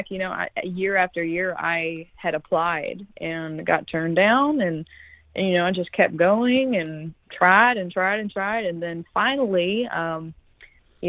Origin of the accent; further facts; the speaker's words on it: Gulf Coast, Florida, United States; I grew up here on the Gulf Coast.